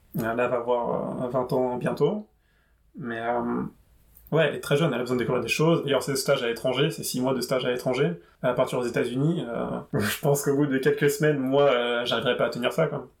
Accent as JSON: {"language": "French", "area": "Paris region", "region": "Île-de-France", "country": "France", "lives_now": "Paris, France", "said": "Et je viens de région parisienne. J'habite à Paris, mais je viens de région parisienne."}